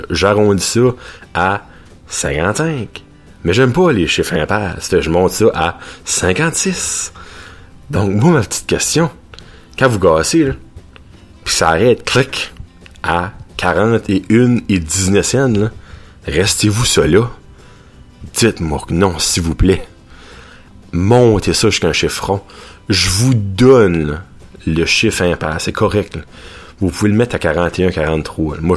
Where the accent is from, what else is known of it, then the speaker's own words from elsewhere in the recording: Petit-Rocher, New Brunswick, Canada; parce qu'il n'y en a pas par chez nous à Batters, à Petit Roche à c'est le Pita Pit